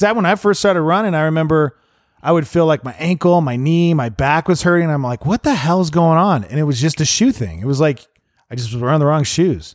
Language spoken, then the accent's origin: English; Montana, United States; moved away; I grew up in Montana